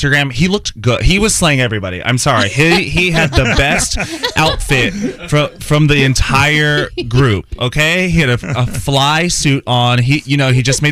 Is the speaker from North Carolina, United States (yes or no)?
yes; Greensboro, North Carolina, United States; Greensboro, North Carolina.